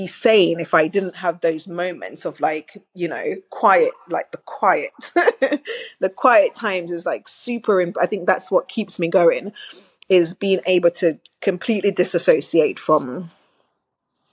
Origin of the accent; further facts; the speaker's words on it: Jamaica; also born or lived in Manchester, United Kingdom; now in London, United Kingdom; so I grew up in Jamaica, very modest, in a very modest home, in rural Jamaica as well.